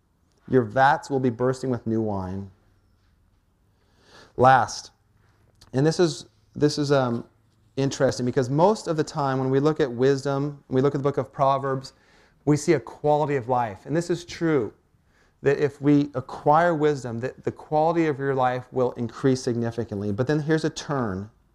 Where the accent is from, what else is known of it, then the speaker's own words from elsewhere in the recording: Port Townsend, Washington, United States; I was born and raised up in Port Townsend.